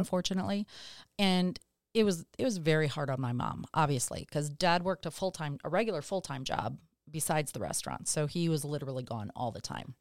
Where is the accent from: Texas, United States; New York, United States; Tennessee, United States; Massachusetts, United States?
Texas, United States; Dallas; where I grew up in West Dallas, the entire neighborhood was public school kids.